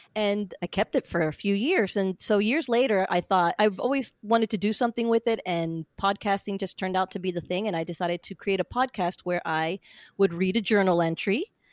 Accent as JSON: {"language": "English", "region": "central Florida", "country": "United States", "tie": "born or raised there", "also_born_or_lived": "Pennsylvania", "said": "I grew up basically in Florida, central Florida"}